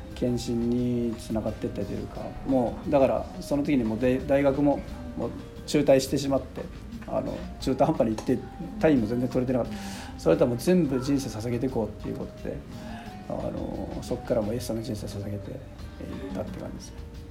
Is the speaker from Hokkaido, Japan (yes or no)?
yes; Sapporo, Hokkaido, Japan; born or raised there